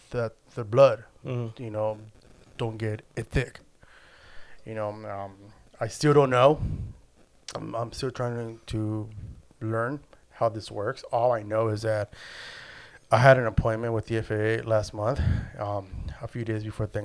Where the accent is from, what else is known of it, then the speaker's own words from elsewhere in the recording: El Salvador; Um, I'm Central American, so we eat a lot of pupusas.